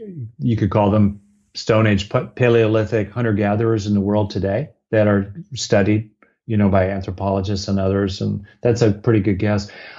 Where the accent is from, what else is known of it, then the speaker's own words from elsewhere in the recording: Los Angeles, California, United States; Where I grew up in LA around Beverly Hills